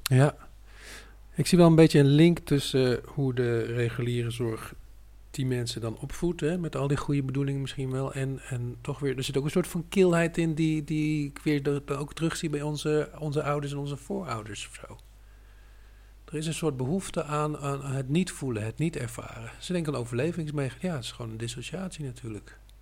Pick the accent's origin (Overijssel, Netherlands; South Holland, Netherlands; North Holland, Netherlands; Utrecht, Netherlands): Utrecht, Netherlands; Ik ben de provincie Utrecht niet uit geweest